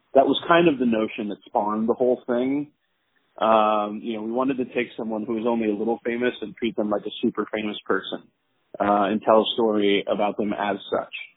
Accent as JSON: {"language": "English", "town": "Jacksonville", "region": "Florida", "country": "United States", "tie": "born or raised there", "also_born_or_lived": "Pennsylvania", "moved": "as an adult", "lives_now": "New York, United States", "said": "I grew up mostly in Jacksonville, Florida, um, but I uh, have lived in New York now for 16 years."}